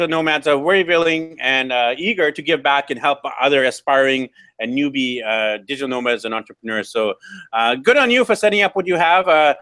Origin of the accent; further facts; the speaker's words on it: Canada; now in South America; I'm actually from Canada